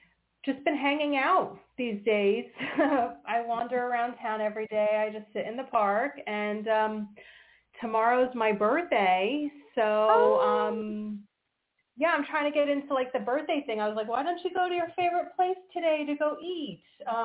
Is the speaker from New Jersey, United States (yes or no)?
yes; New Jersey, United States; from New Jersey.